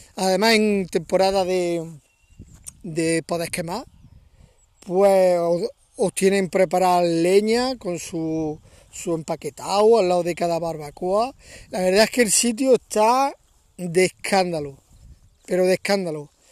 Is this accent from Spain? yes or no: yes; Córdoba, Andalusia, Spain; now in Valle de los Pedroches, Spain; yo soy de Córdoba, Córdoba capital, aunque llevo eh, bastantes años viviendo en un pueblecito muy pequeño del Valle de los Pedroches